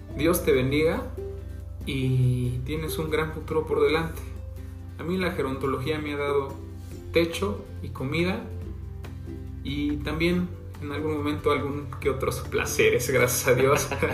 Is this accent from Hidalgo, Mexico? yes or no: yes; Santiago de Anaya, Hidalgo, Mexico; Soy del municipio de Santiago de Anaya